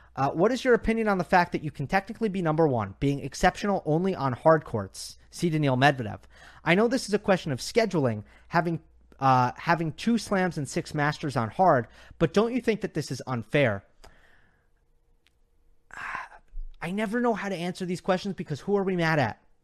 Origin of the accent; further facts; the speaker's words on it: United States; I'm being biased as an American